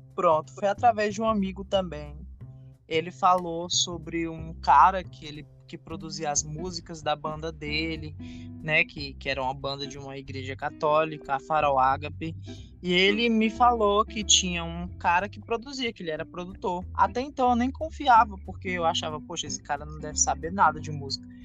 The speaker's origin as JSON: {"language": "Portuguese", "town": "Fortaleza", "region": "Ceará", "country": "Brazil", "said": "Eu sou de Fortaleza, Ceará, sou artista independente"}